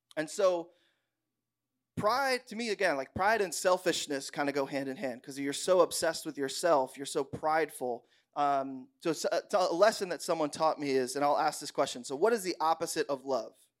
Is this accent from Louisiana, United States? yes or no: no; Bushkill, Pennsylvania, United States; I grew up in Bushkill, Pennsylvania, so, like, the backwoods of the world